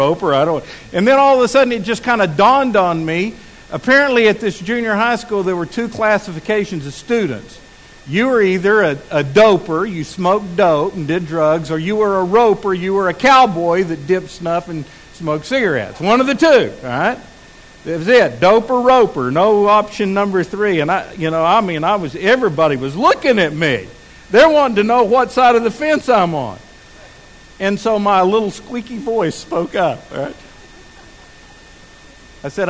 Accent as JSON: {"language": "English", "town": "Midland", "region": "Texas", "country": "United States", "tie": "born or raised there", "also_born_or_lived": "Abilene, Texas", "lives_now": "Fort Smith, United States", "said": "I had lived my whole life in Midland, Texas. I'd been born there and raised there"}